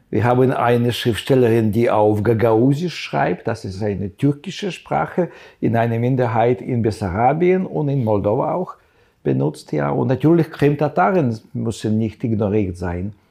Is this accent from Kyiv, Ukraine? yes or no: yes; Kyiv, Ukraine; German is a second language; ich lernte Ukrainisch als 14-Jähriger, weil äh, ich war in Kiew aufgewachsen und Kiew in sowjetischer Zeit 90 oder 95 russischsprachig war